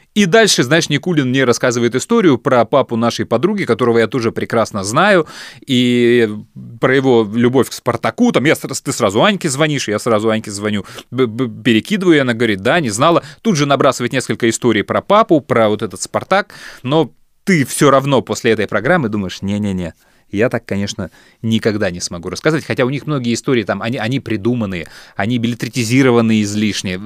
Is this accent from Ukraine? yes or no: no; Chișinău, Moldova; Мы приезжали из Кишинева в Одессу